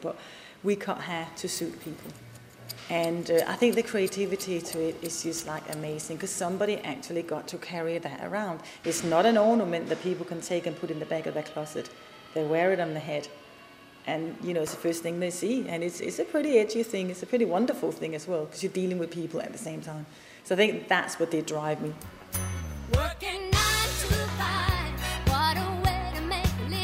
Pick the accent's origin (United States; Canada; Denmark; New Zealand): Denmark; moved away; I'm from Denmark originally.